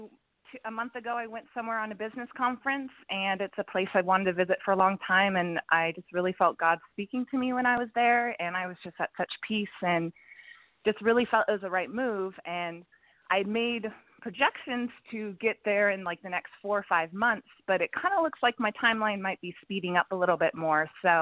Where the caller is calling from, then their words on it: Los Angeles, California, United States; Los Angeles.